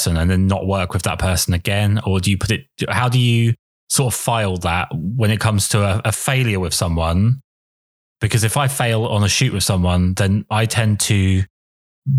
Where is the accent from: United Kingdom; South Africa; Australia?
United Kingdom; England; I'm English